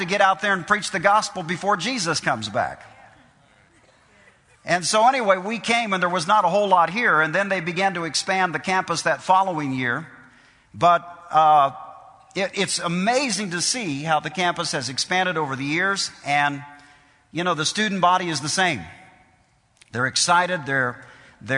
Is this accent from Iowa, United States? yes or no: yes; Iowa, United States; moved away; when I was raised, I came from Iowa. We lived in the country.